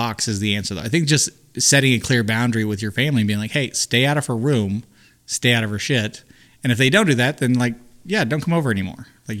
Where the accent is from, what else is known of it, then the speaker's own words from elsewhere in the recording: United States; I'm from America.